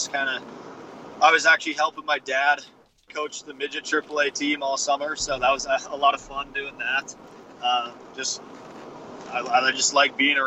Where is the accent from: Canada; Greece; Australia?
Canada; small town Saskatchewan; moved away as an adult; I signed my contract on my back deck in my hometown.